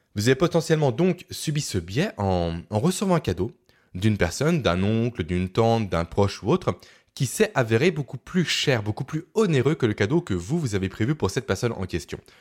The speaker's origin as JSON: {"language": "French", "town": "Beaune", "region": "Bourgogne-Franche-Comté", "country": "France", "tie": "born or raised there", "said": "ma ville natale de Beaune"}